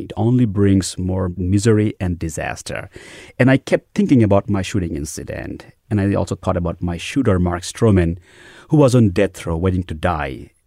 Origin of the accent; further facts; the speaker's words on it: Bangladesh; moved away as an adult; also born or lived in New York City, United States / Dallas, Texas, United States; now in United States; I grew up in a devout Muslim middle class family in Bangladesh